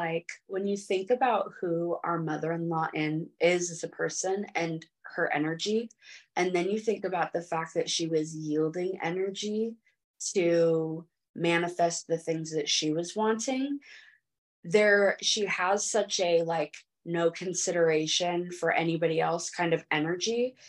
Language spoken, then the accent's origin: English; California, United States; So no surprise, like I'm from California, and it's just so different there. And like everybody has different like religions, different, even growing up in the mountains like I did.